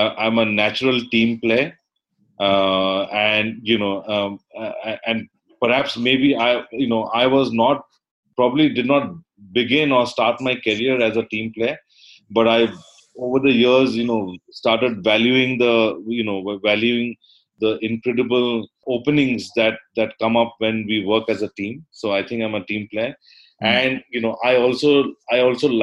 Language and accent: English; North India, India; also born or lived in Kerala / Calcutta / Delhi; I am ethnically, from South India, from the state of Kerala, which by, is also known popularly as God's own country. It's a beautiful state. But I grew up, in North India